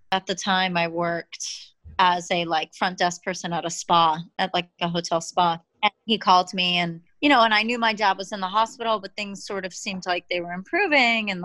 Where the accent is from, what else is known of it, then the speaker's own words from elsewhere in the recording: Massachusetts, United States; We're all from Massachusetts.